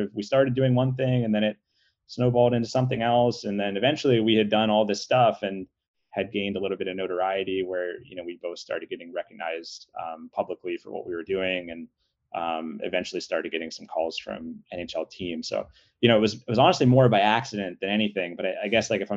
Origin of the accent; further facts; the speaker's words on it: Pittsburgh, Pennsylvania, United States; I grew up in Pittsburgh